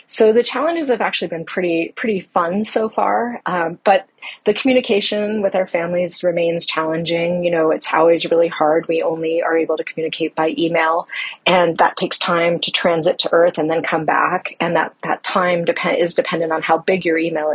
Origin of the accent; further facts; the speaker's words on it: Canada; now in United States; I am originally from Canada, although I live in the States now.